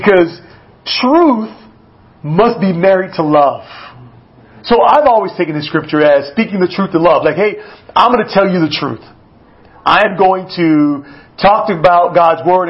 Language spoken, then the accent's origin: English; United States; as an American